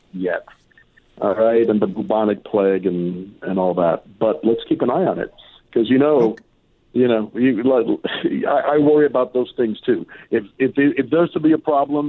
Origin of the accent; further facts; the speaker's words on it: Miami, Florida, United States; when I grew up in Miami